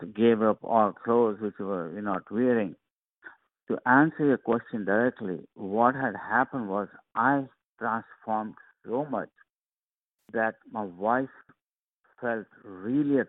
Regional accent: India; moved away; I'm originally from India, so sometimes I use Sanskrit words

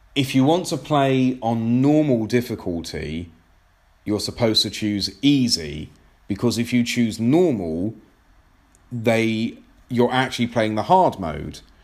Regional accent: England, United Kingdom; I'm English

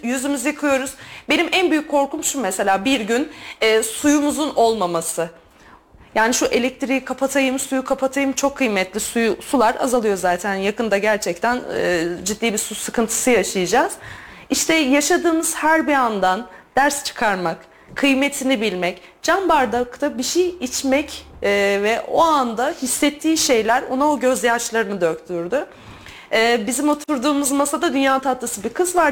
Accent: Turkey; Türk olduğumu

